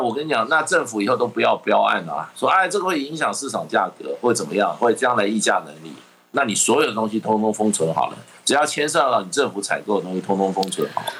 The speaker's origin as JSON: {"language": "Chinese", "country": "Taiwan", "said": "还在考验我们台湾人的基本的道德水平"}